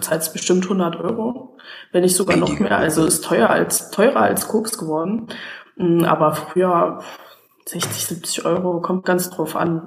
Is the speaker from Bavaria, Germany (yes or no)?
no; Saxony, Germany; ich komme aus Sachsen